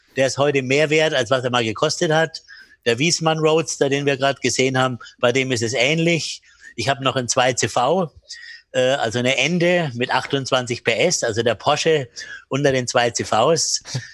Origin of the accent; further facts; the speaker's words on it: Bamberg, Bavaria, Germany; meinen Kinderspielplatz in Bamberg, wo ich aufgewachsen bin